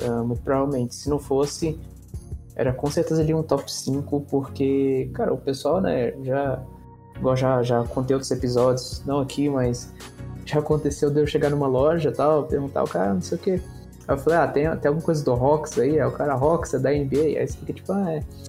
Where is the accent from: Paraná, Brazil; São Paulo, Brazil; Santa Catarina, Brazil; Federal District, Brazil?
Federal District, Brazil; Brasília; Eu mesmo sou de Brasília